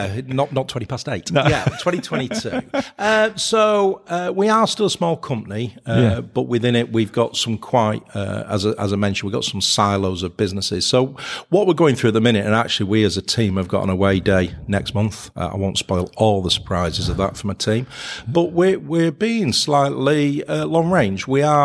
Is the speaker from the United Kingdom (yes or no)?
yes; Manchester, North West England, United Kingdom; and I'm a Mancunian, so I had to get that one in.